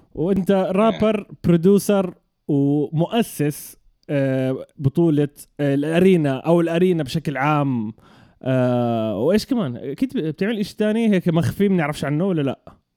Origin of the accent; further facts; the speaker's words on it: Jordan; المنطقه انا حتى اللي تربيت فيها مع اني انا اردني اردني فلسطيني